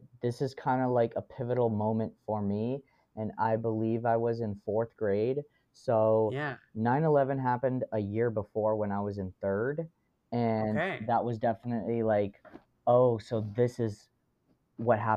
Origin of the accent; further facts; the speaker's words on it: United States; as an American